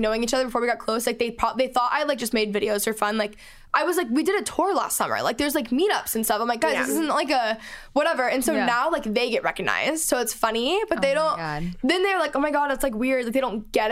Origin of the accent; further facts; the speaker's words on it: Dallas, Texas, United States; moved away; I'm from Texas, so I was home in Dallas for the holidays